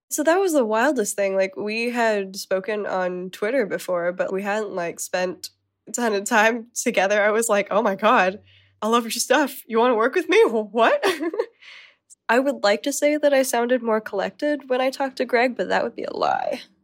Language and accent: English; Arizona, United States; Growing up in Arizona